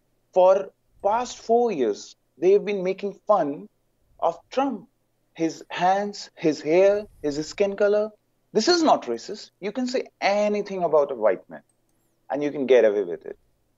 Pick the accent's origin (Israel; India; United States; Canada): India; I'm from India.